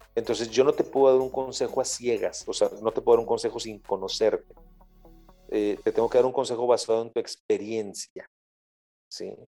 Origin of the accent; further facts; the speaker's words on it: Mexico; para nosotros como mexicanos